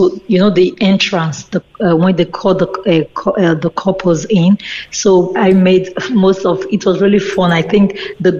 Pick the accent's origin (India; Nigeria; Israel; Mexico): Nigeria; born or raised there; now in Ireland